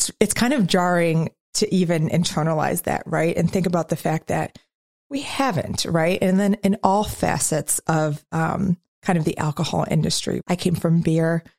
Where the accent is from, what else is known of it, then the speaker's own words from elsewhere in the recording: Midwest, United States; as a Midwesterner